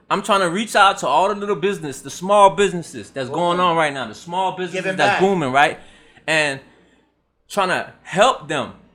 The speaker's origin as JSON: {"language": "English", "town": "Miami", "region": "Florida", "country": "United States", "said": "I'm from Miami"}